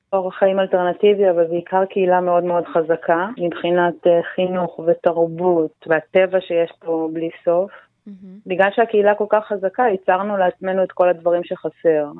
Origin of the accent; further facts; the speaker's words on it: Ein Yahav, Southern District, Israel; אני נולדתי פה, ההורים שלי מהמקימים של המושב